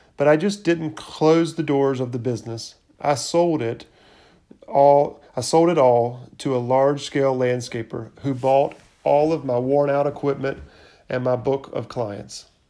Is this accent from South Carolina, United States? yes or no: yes; Irmo, South Carolina, United States; I grew up in the Irmo area, was a middle child